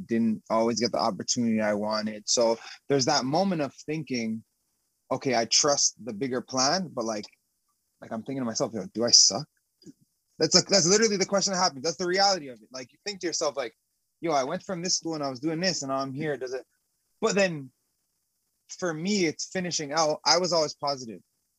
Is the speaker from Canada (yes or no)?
yes; Canada; So I came from Canada being the best, if not one of the better players there.